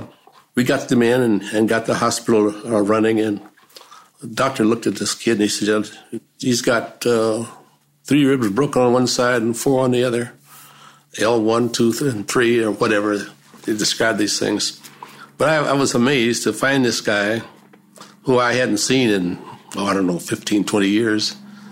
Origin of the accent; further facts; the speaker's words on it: Bakersfield, California, United States; moved away; also born or lived in Los Angeles; when I left Bakersfield, my hometown, I came down to Los Angeles